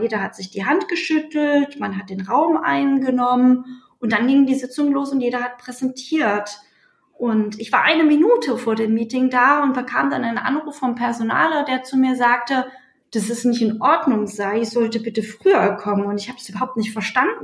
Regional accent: Leipzig, Saxony, Germany; Ich war 14, ich bin in Leipzig geboren, war 14, als die Mauer gefallen ist

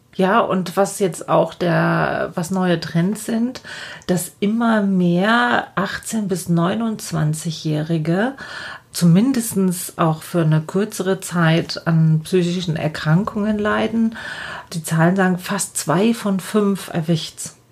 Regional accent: Lower Bavaria, Germany; bei uns in Niederbayern

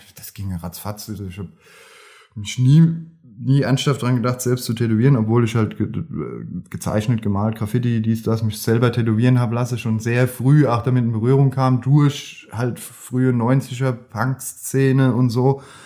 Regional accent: Grünstadt, Rhineland-Palatinate, Germany; ich bin aus Grünstadt

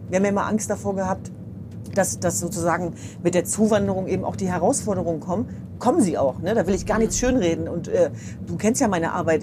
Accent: Germany; als Deutsche

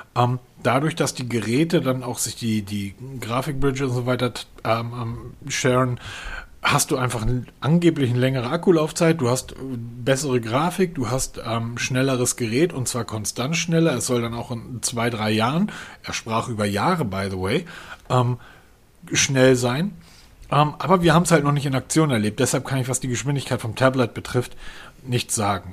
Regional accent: Germany; ich als Deutscher

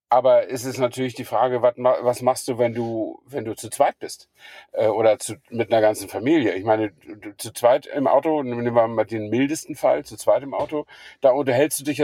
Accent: Flensburg, Schleswig-Holstein, Germany; now in Königs Wusterhausen, Germany; Stamme ich ja aus, danke, stamme ich ja aus Flensburg, also habe ich mich auf den Weg gemacht von Königswusterhausen nach Flensburg.

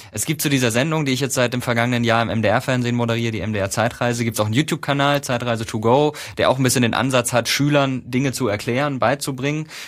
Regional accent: Karlsruhe, Baden-Württemberg, Germany; Also ähm, ich komme aus Karlsruhe ursprünglich

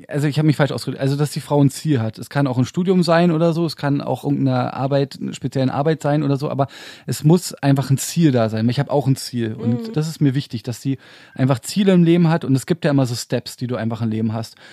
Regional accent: Berlin, Germany; ich bin richtiger Urberliner. Dritte Generation schon

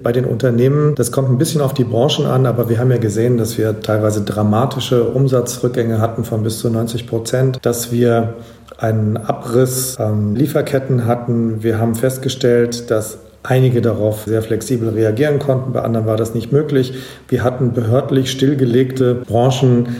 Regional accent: Germany; als Deutsche

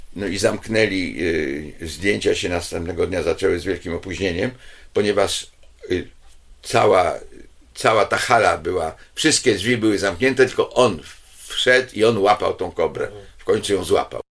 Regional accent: Poland; ja z Polski

